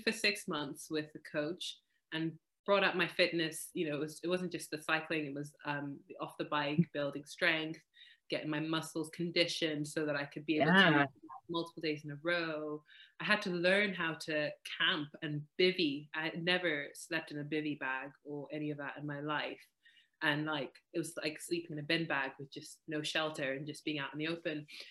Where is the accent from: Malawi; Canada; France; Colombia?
Malawi; now in Wales, United Kingdom; I grew up in Malawi, which is in Southeast Africa